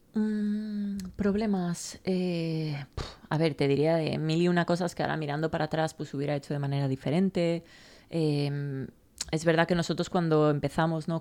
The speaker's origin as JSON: {"language": "Spanish", "town": "Valencia", "region": "Valencian Community", "country": "Spain", "tie": "born or raised there", "also_born_or_lived": "United States", "moved": "as an adult", "said": "yo me fui de Valencia con 18, volví con 30"}